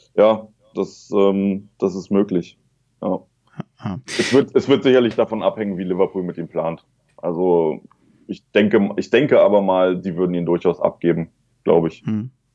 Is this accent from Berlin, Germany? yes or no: yes; Berlin, Germany; moved away; ich bin in Neukölln geboren, also im Herzen, im, Her im Herzen Berlins. Äh, bin dann in, äh, im Südwesten der Stadt aufgewachsen.